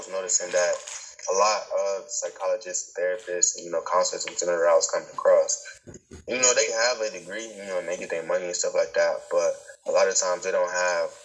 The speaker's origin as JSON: {"language": "English", "town": "Cleveland", "region": "Ohio", "country": "United States", "tie": "born or raised there", "said": "I'm from Cleveland, Ohio."}